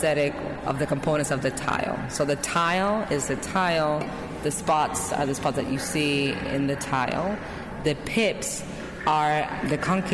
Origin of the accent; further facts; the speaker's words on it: Carolina, Puerto Rico; I grew up in Puerto Rico in a town called Carolina, which is actually the birthplace of reggaeton.